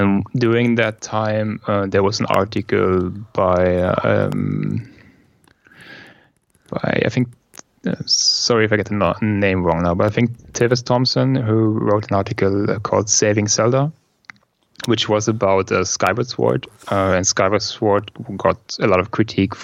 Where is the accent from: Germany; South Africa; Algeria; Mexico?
Germany; English is a second language; I come from Germany